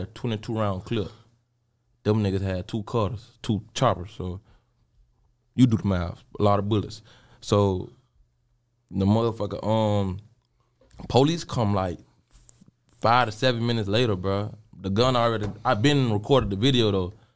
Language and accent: English; Jacksonville, Florida, United States; I'm from Jacksonville, Florida.